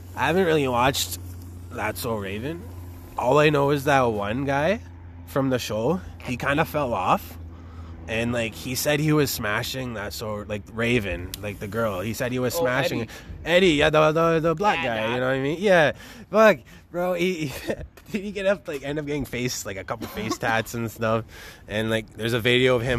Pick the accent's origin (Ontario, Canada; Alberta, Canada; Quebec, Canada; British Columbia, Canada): Ontario, Canada; Toronto; We're tuning in from Toronto, we from the 6.